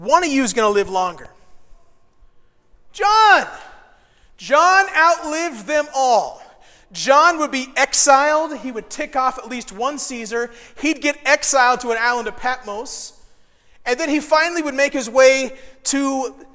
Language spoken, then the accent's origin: English; Decatur, Illinois, United States; moved away; I'm from Decatur. We gave the world the Chicago Bears.